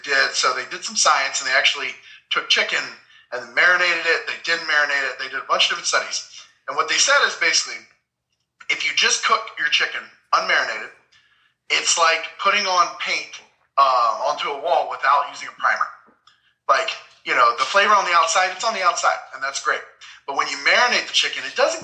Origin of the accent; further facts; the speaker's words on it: Memphis, Tennessee, United States; moved away; growing up in Memphis